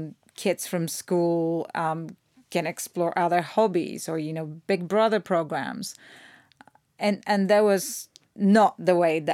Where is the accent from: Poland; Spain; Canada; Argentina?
Poland; born or raised there; now in Los Angeles, United States